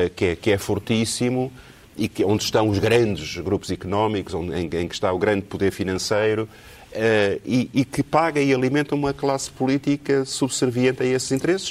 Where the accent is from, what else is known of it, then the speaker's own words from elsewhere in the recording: Portugal; eu sou de Portugal